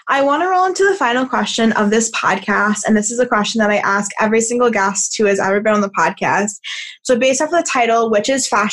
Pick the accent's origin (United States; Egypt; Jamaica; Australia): United States; New York; moved away as an adult; also born or lived in San Diego; I moved from New York to, I mean, I'm in New York right now because of the pandemic and everything, but I moved to San Diego for college